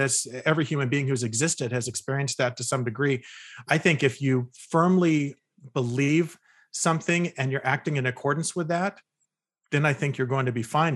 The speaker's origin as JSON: {"language": "English", "region": "California", "country": "United States", "tie": "born or raised there", "also_born_or_lived": "Utah", "moved": "as an adult", "said": "I was, uh, born and raised in California"}